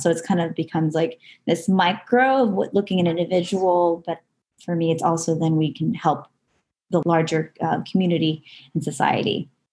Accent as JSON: {"language": "English", "region": "Southern California", "country": "United States", "tie": "born or raised there", "said": "I grew up in Southern California and I'm still living in Southern California, just a little further north than where I'm um, originally from"}